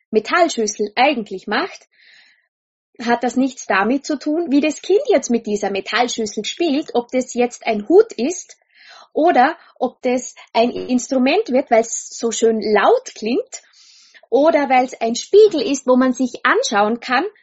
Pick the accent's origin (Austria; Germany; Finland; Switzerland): Austria; wenn ich nicht dazwischen Schaftel, sagt man bei uns in Österreich, ja.